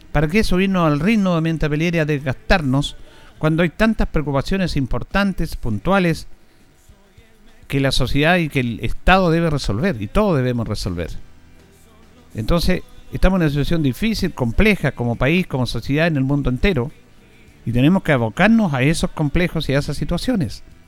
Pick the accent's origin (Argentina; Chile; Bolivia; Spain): Chile; nosotros como chilenos